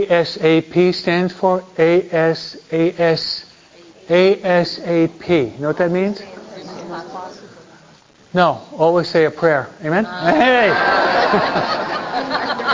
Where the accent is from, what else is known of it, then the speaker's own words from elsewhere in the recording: New York, United States; I'm a New Yorker